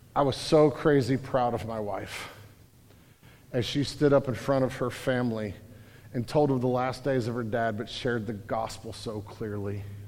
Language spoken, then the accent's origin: English; St. Louis, Missouri, United States; also born or lived in California, Missouri; I grew up in St. Louis